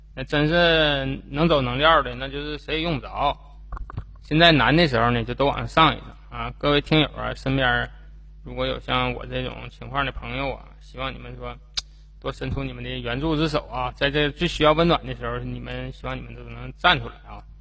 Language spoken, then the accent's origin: Chinese; China; 我们中国人